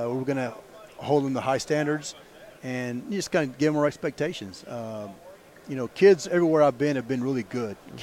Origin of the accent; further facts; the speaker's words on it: Alice, Texas, United States; moved away as an adult; also born or lived in Mathis, Texas / Beeville, Texas; went back to my hometown in Alice.